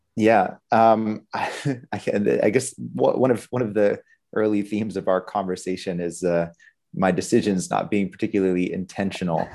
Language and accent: English; Pittsburgh, Pennsylvania, United States; growing up in Pittsburgh, Pennsylvania